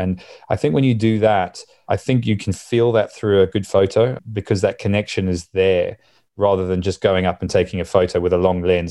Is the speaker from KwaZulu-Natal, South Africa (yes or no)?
yes; Durban, KwaZulu-Natal, South Africa; moved away; growing up in Durban, where, where I grew up in South Africa